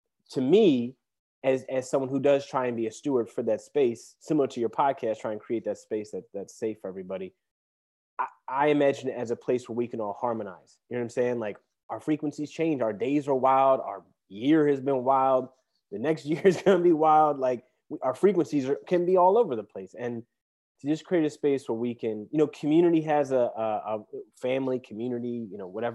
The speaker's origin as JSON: {"language": "English", "town": "Philadelphia", "region": "Pennsylvania", "country": "United States", "said": "I'm from the Mount Airy section of Philadelphia"}